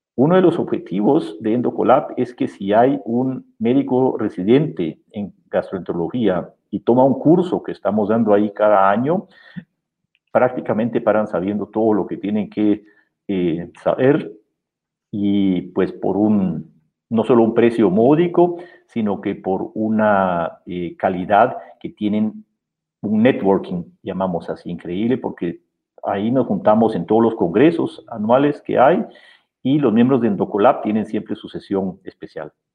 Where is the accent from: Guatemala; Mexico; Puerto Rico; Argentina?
Guatemala; moved away as an adult; also born or lived in Austria / Memphis, United States; now in Germany; yo soy guatemalteco, nací aquí en Guatemala